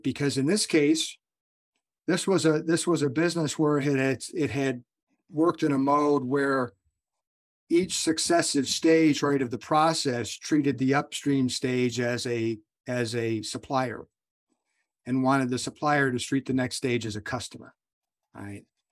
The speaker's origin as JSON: {"language": "English", "country": "United States", "tie": "born or raised there", "said": "I'm born and raised as an American"}